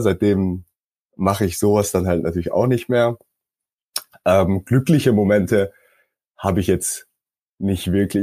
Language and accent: German; South Korea; also born or lived in Stockholm, Sweden; now in Berlin, Germany; ursprünglich komme ich aus Südkorea, äh, bin jetzt aber doch seit einigen Jahren in Deutschland